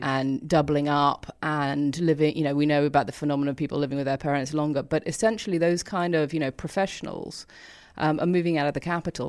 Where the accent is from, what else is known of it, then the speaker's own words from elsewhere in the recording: London, United Kingdom; I grew up in London